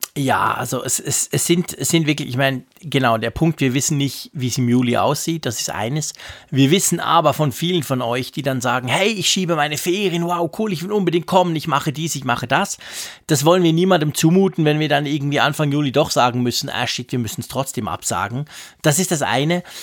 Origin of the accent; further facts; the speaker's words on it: Switzerland; ich bin ein Schweizer